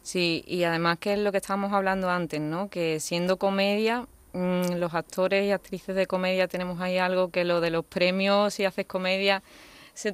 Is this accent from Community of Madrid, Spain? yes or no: no; Seville, Andalusia, Spain; soy una chica sevillana